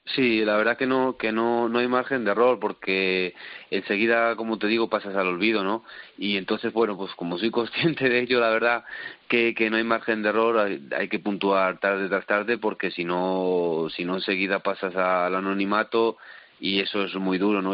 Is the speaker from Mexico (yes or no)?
no; Salamanca, Castile and León, Spain